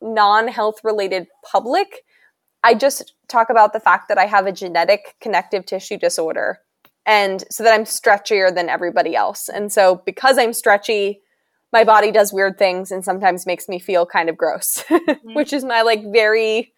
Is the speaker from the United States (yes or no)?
yes; Pennsylvania, United States; moved away as an adult; now in Virginia, United States; I came from Pennsylvania and moved down here to go to school